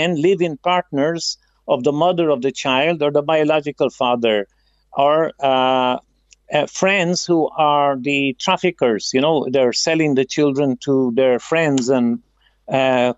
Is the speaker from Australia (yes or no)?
no; Ireland; now in Philippines; we grew up in Ireland